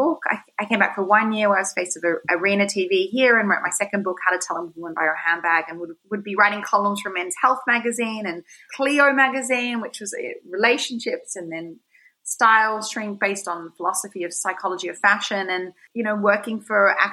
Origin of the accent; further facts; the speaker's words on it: Sydney, New South Wales, Australia; moved away as an adult; also born or lived in New York; I grew up in Sydney